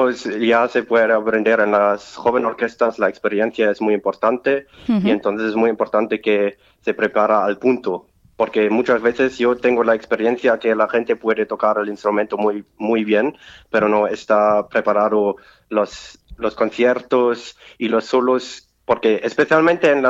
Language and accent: Spanish; Germany; Spanish is a second language; toda mi vida estuve en Alemania y creo que me voy a quedar allí